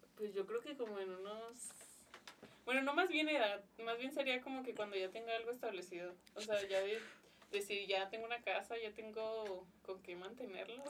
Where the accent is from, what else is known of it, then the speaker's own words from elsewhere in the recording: Ciudad Juárez, Chihuahua, Mexico; aquí nací en Juárez